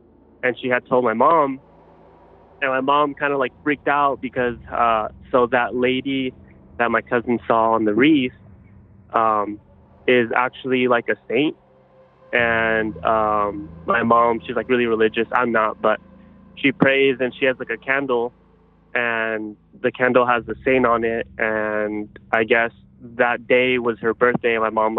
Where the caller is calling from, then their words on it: Los Angeles, California, United States; I'm calling from LA, California.